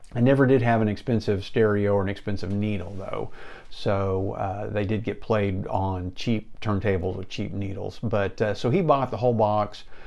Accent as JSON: {"language": "English", "town": "Enid", "region": "Oklahoma", "country": "United States", "tie": "born or raised there", "said": "Living here in the plains of Oklahoma in Enid"}